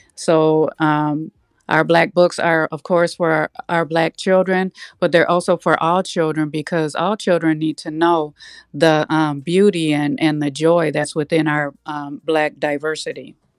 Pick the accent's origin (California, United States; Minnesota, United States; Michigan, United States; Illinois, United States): Minnesota, United States; Minneapolis; I grew up in North Minneapolis, and I graduated